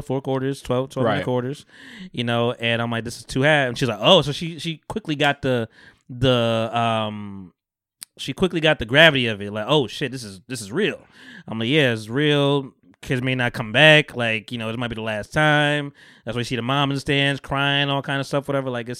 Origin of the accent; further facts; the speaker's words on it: Bogota, New Jersey, United States; also born or lived in Camden, New Jersey; I'm from Bogota